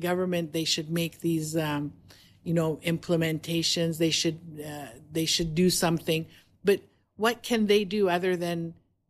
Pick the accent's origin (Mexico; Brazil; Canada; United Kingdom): Canada; moved away as an adult; also born or lived in Toronto, Canada; now in Dubai, United Arab Emirates; I come from Canada. We lived in Toronto